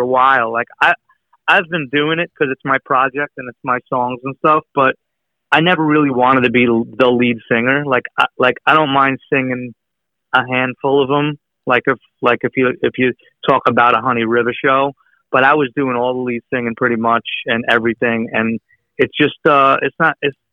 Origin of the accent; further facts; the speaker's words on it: Long Island, New York, United States; moved away as an adult; I grew up in Long Island